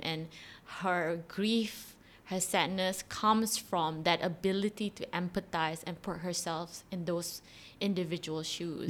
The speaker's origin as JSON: {"language": "English", "country": "Malaysia", "said": "I am a Malaysian, Malay, Muslim girl"}